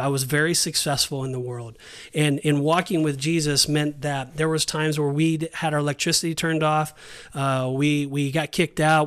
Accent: Southern California, United States; moved away as an adult; also born or lived in Saint George, Utah; now in Kissimmee, United States; we're born and raised in Southern California

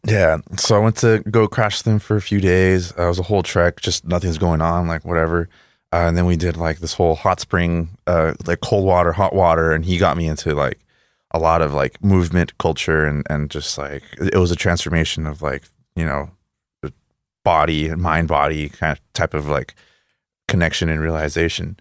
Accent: El Paso, Texas, United States; English is a second language; also born or lived in Juárez, Mexico; I'm from El Paso

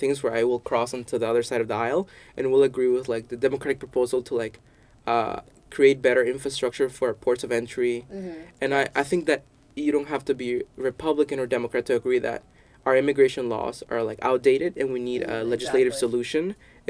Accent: El Salvador; So I didn't say I'm from El Salvador, and our government is crap.

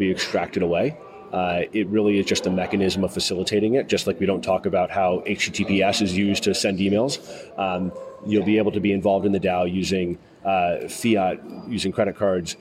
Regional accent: United States; I'm an American here

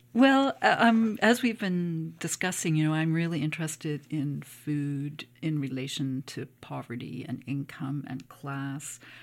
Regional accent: Cape Breton, Nova Scotia, Canada; I grew up in Cape Breton, um, in a small community

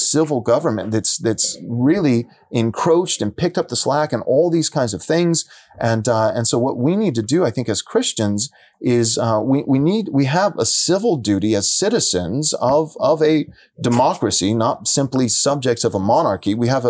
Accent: San Diego, California, United States; I come from San Diego. I pastored there for several years.

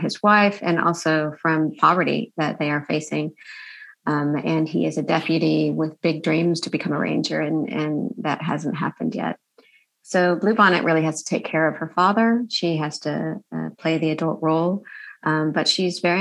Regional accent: Texas, United States; because I'm from Texas

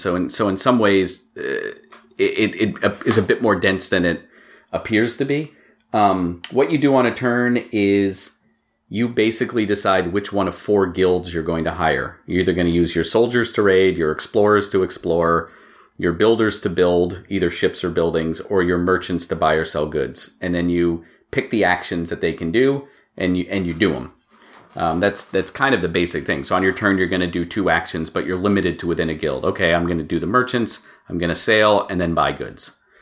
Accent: Maine, United States; moved away as an adult; also born or lived in Boston; now in Massachusetts, United States; I grew up in Maine, and I went to college in Boston, and I live in Massachusetts

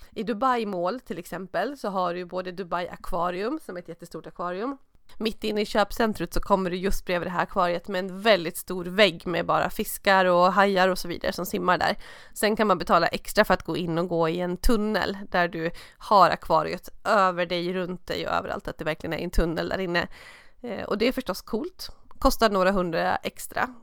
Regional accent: Stockholm, Stockholm County, Sweden; skidåkande stockholmare

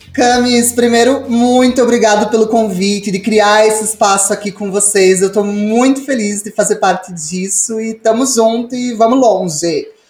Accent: Ponta Grossa, Paraná, Brazil; moved away; nesse momento eu tô morando de volta na minha cidade natal, aqui em Ponta Grossa

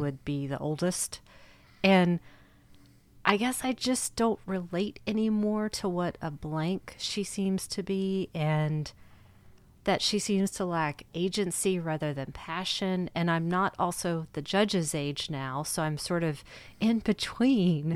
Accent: United States; as an American

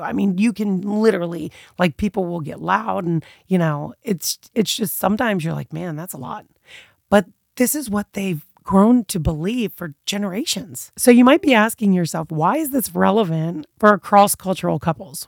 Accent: United States; as an American being brought up one way

